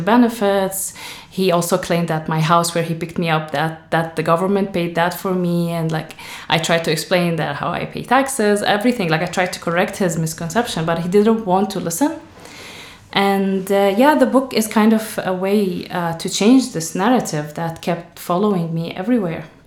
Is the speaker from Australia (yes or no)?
no; Syria; moved away as an adult; now in Ireland; I'm from Syria